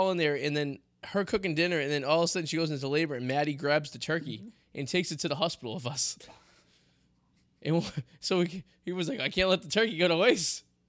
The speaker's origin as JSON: {"language": "English", "town": "Revere", "region": "Massachusetts", "country": "United States", "said": "Goes, where are you from? I go, Boston. He's like, you don't know, but where, though? I go, Revere."}